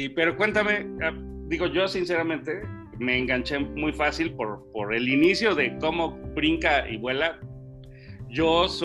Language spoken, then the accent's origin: Spanish; Mexico City, Mexico; ya no soy chilango, pero tampoco soy de Torreón. Y allá no soy local y aquí tampoco.